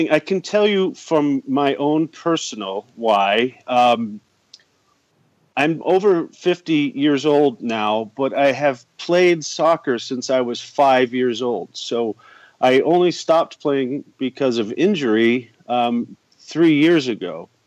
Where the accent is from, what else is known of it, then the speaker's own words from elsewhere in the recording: New York, United States; moved away as an adult; also born or lived in Albuquerque, New Mexico / Michigan / Arizona / Texas; now in Germany; I come from Albuquerque, New Mexico, and have been here for nearly 20 years. I originally come from New York State and have traveled and lived around the country in places such as Michigan, Arizona, and Texas.